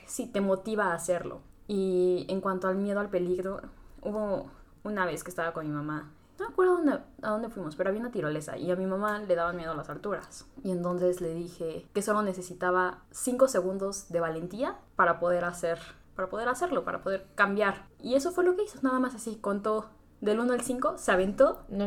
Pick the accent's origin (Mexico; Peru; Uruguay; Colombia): Mexico; Tlaxcala; soy de Tlaxcala